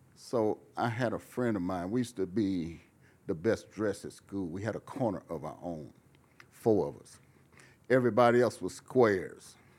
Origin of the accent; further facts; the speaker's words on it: Fresno, California, United States; moved away as an adult; also born or lived in Oakland / Los Angeles; I was from Fresno, but I lived in Oakland and I lived in L A, Oakland